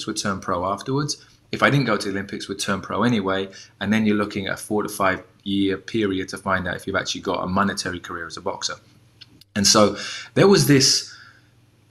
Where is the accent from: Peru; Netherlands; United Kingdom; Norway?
United Kingdom; moved away as an adult; also born or lived in United States; as a Brit